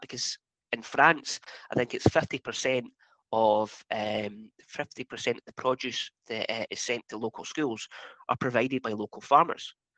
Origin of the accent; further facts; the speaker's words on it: Highlands and Islands, Scotland, United Kingdom; I'm from the Highlands and Islands